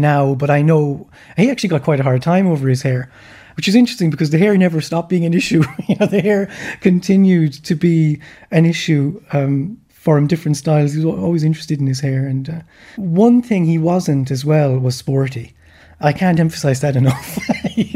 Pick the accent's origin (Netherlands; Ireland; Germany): Ireland; Tralee, Munster; also born or lived in United States; I grew up in Tralee